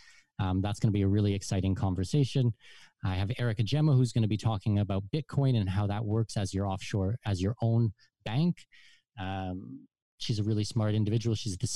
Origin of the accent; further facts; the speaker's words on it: Southwestern Ontario, Canada; moved away as an adult; also born or lived in Germany / Abu Dhabi; now in Panama; I'm from Southwestern Ontario.